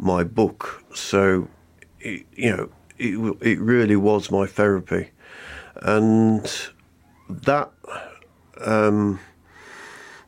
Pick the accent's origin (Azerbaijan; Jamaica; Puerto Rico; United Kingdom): United Kingdom; Nottingham, East Midlands; moved away as an adult; now in Black Country, United Kingdom; I'm from the East Midlands, I'm afraid, but I've crossed over to the black country and I love it now